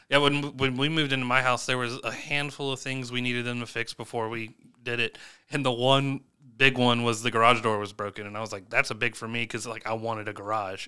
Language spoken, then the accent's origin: English; Chapin, South Carolina, United States; growing up in Chapin White Rock